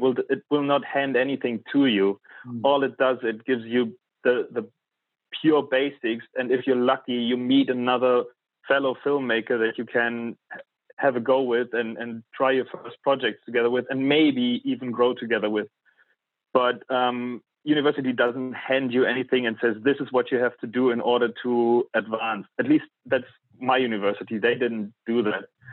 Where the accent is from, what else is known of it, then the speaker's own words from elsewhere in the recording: East Germany, Germany; moved away as an adult; also born or lived in London; I was born in East Germany.